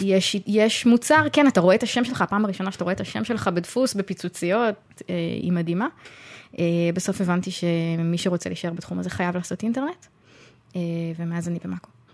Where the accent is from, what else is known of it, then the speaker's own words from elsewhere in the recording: Tzoran, Central District, Israel; אני גדלתי בצורן, זה מקום שגורות בו רק משפחות מאוד מאוד הומוגניות